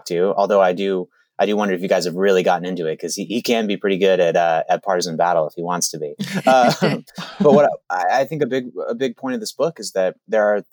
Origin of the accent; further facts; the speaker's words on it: California, United States; we're both from California.